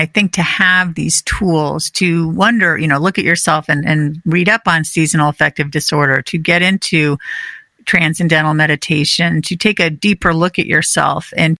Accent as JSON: {"language": "English", "region": "California", "country": "United States", "moved": "yes", "lives_now": "New England, United States", "said": "I live in the New England area, and I'm from California"}